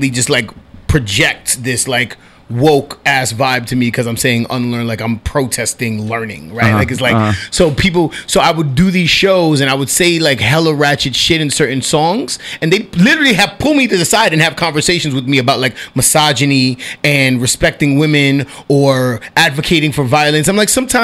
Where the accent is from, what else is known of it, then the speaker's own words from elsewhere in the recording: New York City, New York, United States; I'm a dude from Washington Heights, Manhattan.